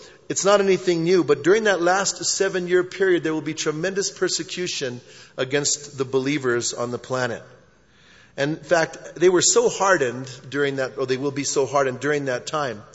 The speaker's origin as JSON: {"language": "English", "town": "Bernalillo", "region": "New Mexico", "country": "United States", "tie": "born or raised there", "also_born_or_lived": "Albuquerque, United States", "said": "I grew up in Bernalillo. And I went to school in Bernalillo until the 11th grade. Then I transferred to Cibola High School"}